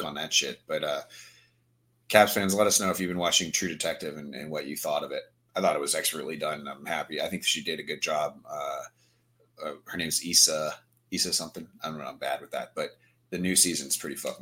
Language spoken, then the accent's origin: English; Virginia, United States; I'm from Virginia.